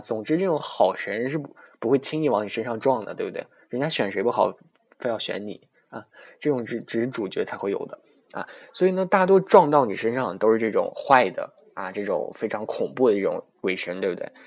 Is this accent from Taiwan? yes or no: no; China; 我出生在天朝，然后生产商是我妈和我爸